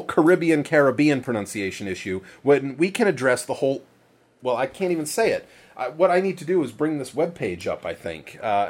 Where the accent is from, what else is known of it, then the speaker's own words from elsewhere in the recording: Maine, United States; Where I grew up in Maine